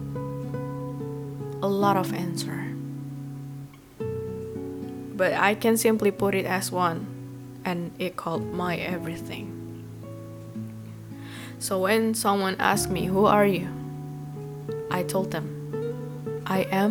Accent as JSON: {"language": "English", "country": "Indonesia", "second_language": "English", "said": "I'm 20 years old girl and I come from Indonesia."}